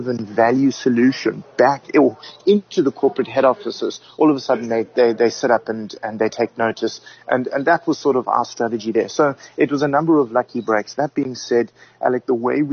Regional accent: South Africa; we're South African

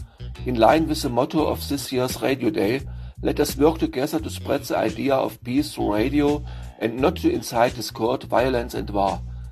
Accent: Germany; I am from Germany.

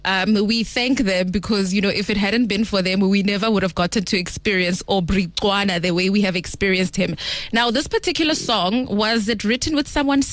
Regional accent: Limpopo, South Africa; More in Limpopo, we call it hojaleshila, man.

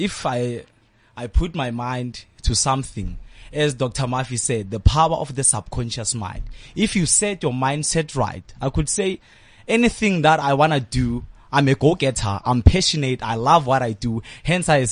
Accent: Tembisa, Gauteng, South Africa; also born or lived in Phumulong; I'm a boy from Tembisa, a township

